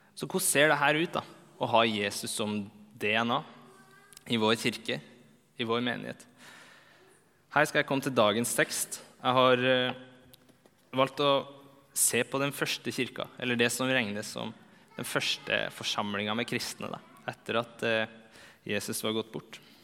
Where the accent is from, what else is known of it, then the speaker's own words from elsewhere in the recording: Trondheim, Trøndelag, Norway; moved away as an adult; also born or lived in Bergen; now in Oslo, Norway; det er fire år siden jeg flytta fra Trondheim